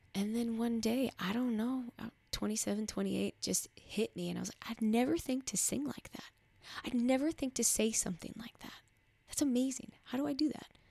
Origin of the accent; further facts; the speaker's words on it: Midwest, United States; I come from the Midwest